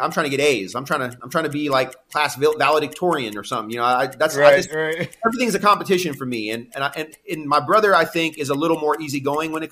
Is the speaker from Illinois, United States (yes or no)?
no; Santa Cruz, California, United States; also born or lived in San Diego; I'm Santa Cruz and San Diego. Those are like my hometown A and hometown